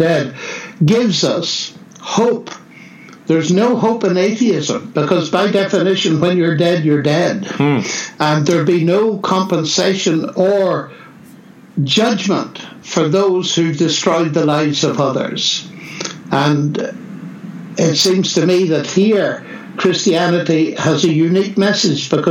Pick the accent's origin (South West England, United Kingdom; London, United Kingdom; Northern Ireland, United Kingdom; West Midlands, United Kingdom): Northern Ireland, United Kingdom; moved away; also born or lived in Oxford; I come from Northern Ireland